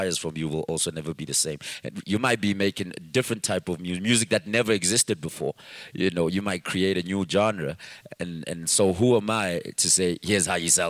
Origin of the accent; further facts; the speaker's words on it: Katlehong, Gauteng, South Africa; I'm from Katlehong, and nobody was from there.